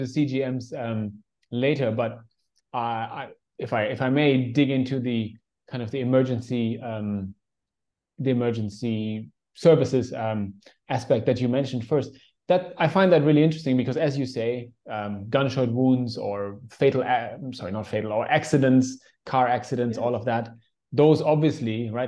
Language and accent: English; Germany; now in Indonesia; growing up in Germany